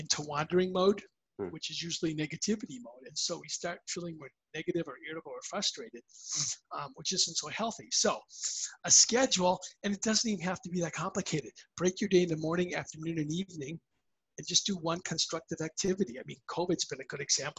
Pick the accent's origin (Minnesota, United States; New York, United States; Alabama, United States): Minnesota, United States; I grew up playing hockey in Minnesota.